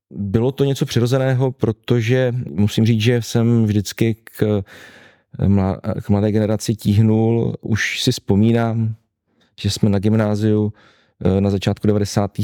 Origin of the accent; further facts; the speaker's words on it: Heřmanův Městec, Pardubice Region, Czechia; Můj strýc byl dlouhá leta ředitelem základní školy u nás v Hermanově městci